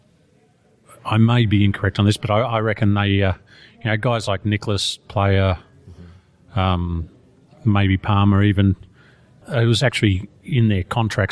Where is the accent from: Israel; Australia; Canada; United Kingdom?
Australia; I'm Australian